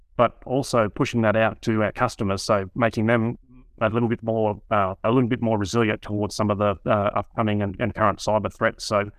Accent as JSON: {"language": "English", "country": "Australia", "accent": "Australian", "said": "I'm the Australian version of Jonas."}